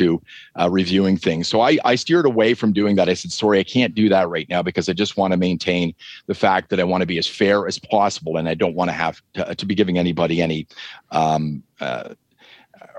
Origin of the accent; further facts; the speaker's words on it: southwestern Ontario, Canada; accent: Canadian; now in Calgary, Canada; my hometown, which is in southwestern Ontario